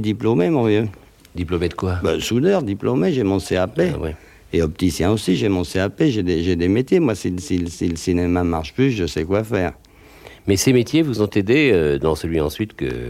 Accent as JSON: {"language": "French", "country": "France", "said": "je suis un Français moyen."}